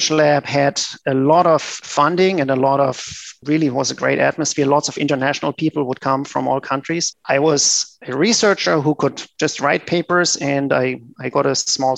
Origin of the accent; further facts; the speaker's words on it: Germany; moved away as an adult; also born or lived in Japan / United States; I grew up in Germany